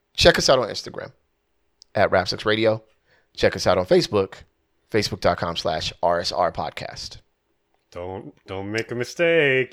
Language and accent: English; Southern California, United States; I'm from Southern California, born and raised, no plans of leaving whatsoever.